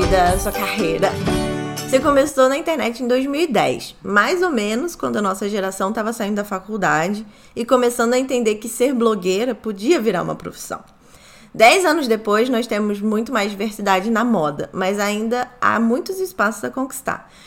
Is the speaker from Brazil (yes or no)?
yes; Rio de Janeiro, Brazil; also born or lived in São Paulo; now in New York, United States; eu também sou carioca